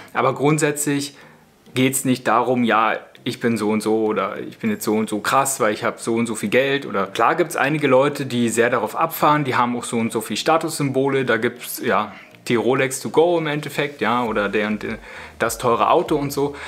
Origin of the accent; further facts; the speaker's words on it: Spreewald, Brandenburg, Germany; moved away as an adult; now in Switzerland; denn wir sind ursprünglich aus dem Spreewald